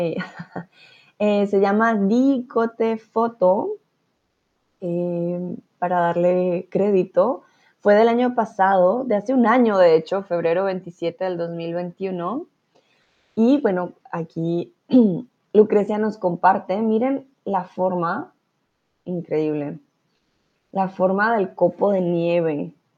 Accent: Colombia; moved away as an adult; now in Germany; yo vengo de Colombia

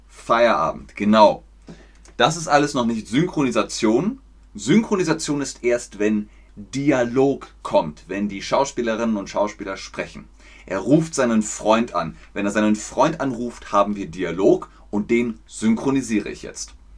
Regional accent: Germany; ich komme aus Deutschland.

